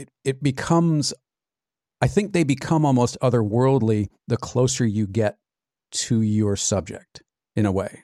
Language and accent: English; California, United States; also born or lived in Arizona; I, I grew up in California, but every summer from, gosh, the time I was five until college, really, we were in Arizona.